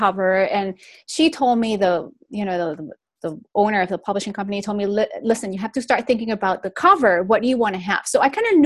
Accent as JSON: {"language": "English", "country": "Venezuela", "tie": "born or raised there", "also_born_or_lived": "Spain", "moved": "yes", "lives_now": "Florida, United States", "said": "I was raised in Venezuela, in South America. But I'm the first generation that was actually raised out of Spain"}